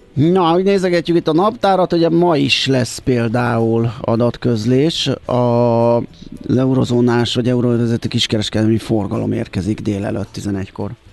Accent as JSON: {"language": "Hungarian", "region": "Budapest", "country": "Hungary", "tie": "born or raised there", "said": "ahol én felcseperedtem, a Király utca 28"}